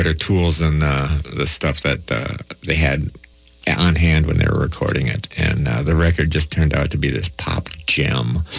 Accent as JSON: {"language": "English", "town": "Kettle River", "region": "Minnesota", "country": "United States", "tie": "born or raised there", "also_born_or_lived": "Barnum, Minnesota", "said": "I'm from Kettle River, but I went to high school in Barnum."}